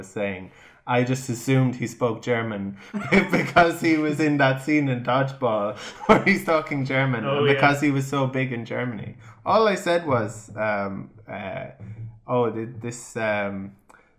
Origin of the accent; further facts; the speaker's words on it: Ireland; we as Irish